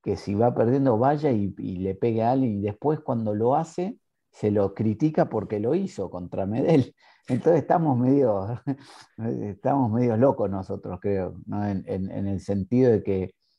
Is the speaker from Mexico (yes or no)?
no; Argentina; now in Ireland; los argentinos somos especiales en eso